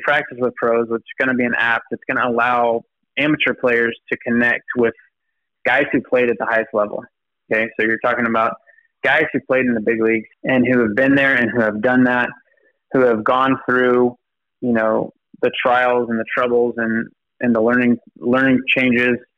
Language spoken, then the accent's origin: English; Dallas, Texas, United States; I grew up here in the Dallas area